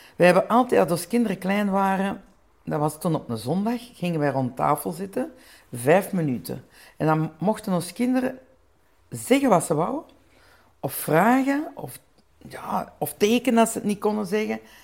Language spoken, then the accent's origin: Dutch; Flanders, Belgium; ik ben een Belgische, mijn man is een Nederlander